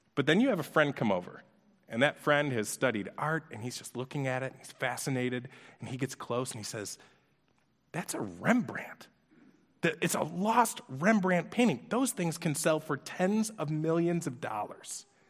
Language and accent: English; Orchard Park, New York, United States; we grew up in Orchard Park, New York